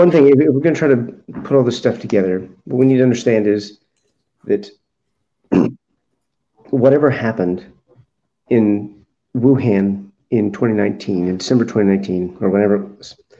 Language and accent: English; United States; as an American